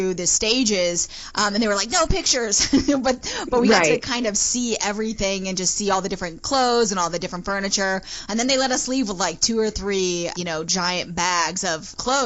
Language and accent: English; Nashville, Tennessee, United States; I was born in Nashville, Tennessee